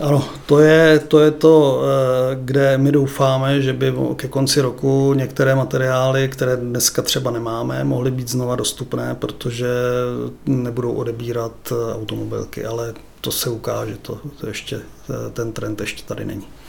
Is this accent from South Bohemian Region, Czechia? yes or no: yes; České Budějovice, South Bohemian Region, Czechia; also born or lived in Brno; já jsem se narodil v Brně, pak mě sem zavlekli rodiče